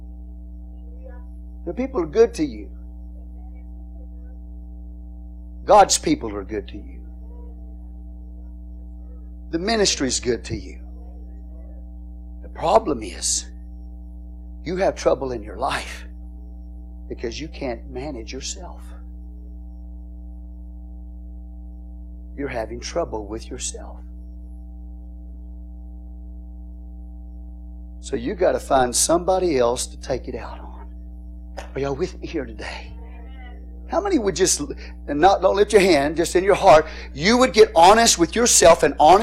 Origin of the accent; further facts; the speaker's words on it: Texas, United States; I'm Texan